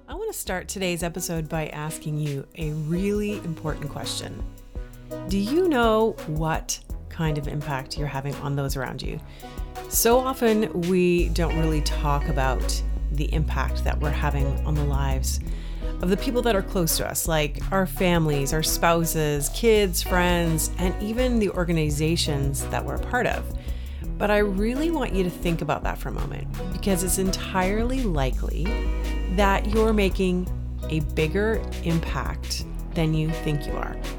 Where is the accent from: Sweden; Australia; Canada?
Canada; also born or lived in Toronto; growing up in Canada, I've personally never gone without in my life